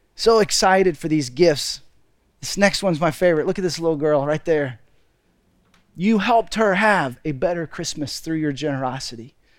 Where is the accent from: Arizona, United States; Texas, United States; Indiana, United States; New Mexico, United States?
Texas, United States; moved away as an adult; also born or lived in Seattle; My wife, Deborah, and I, we grew up in Texas, but right after we got married, two months after we got married, we moved to Seattle